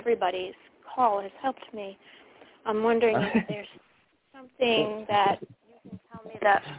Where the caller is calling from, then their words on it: Connecticut, United States; I'm calling from Connecticut.